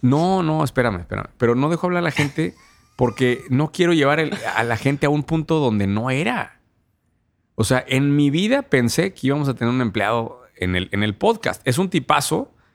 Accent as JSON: {"language": "Spanish", "region": "Querétaro", "country": "Mexico", "said": "es de mi tierra, güey. Una fintech de Querétaro"}